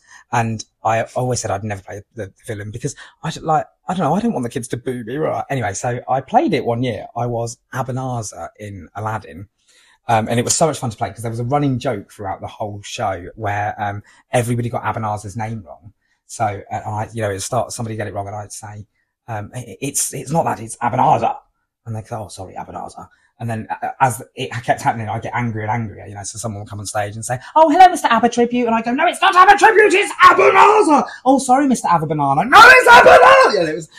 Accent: East of England, United Kingdom; To me, it's a mountain because I'm from Norfolk, and in Norfolk, it's just completely flat.

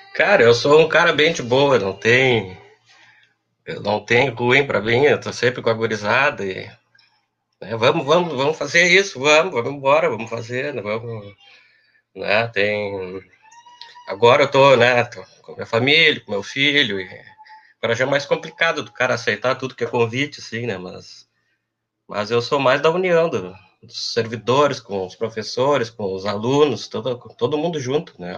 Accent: Pelotas, Rio Grande do Sul, Brazil; also born or lived in Porto Alegre; eu sou de Pelotas, né? Sou da década de, de 80. Uh, é, fiz meu primeiro grau no, no Gonzaga

